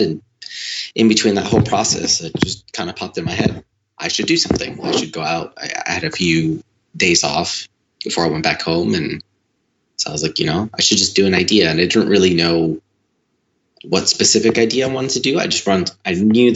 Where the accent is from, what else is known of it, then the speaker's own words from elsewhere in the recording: Chicago, Illinois, United States; also born or lived in Los Angeles; relocated my family back to my hometown in Chicago